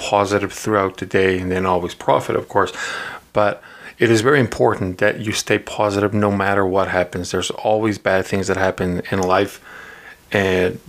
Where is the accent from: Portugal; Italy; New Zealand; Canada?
Portugal; moved away; when I was growing up in Portugal